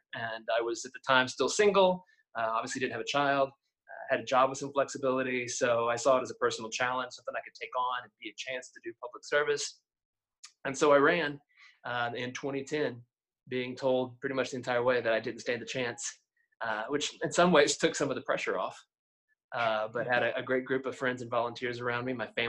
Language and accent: English; Springdale, Arkansas, United States; also born or lived in Fayetteville, Arkansas; So native in Northwest Arkansas, born and raised in Springdale, did move to Fayetteville for college, went to the university